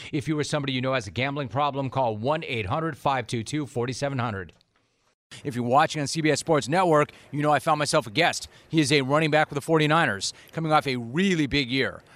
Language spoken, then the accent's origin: English; Southern California, United States; I'm a California native. I'm from Southern California